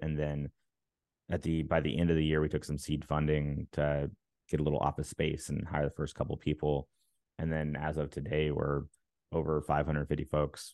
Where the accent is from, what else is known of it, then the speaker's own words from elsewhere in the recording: Alabama, United States; now in Maryland, United States; I live in Maryland now, but I'm from Alabama.